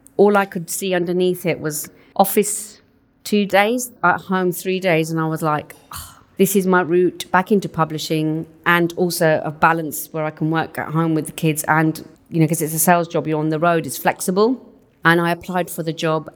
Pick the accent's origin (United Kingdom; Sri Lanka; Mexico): United Kingdom; Southall, London; first language Punjabi; English is a second language; In West, just outside West London, in a small town called Southall.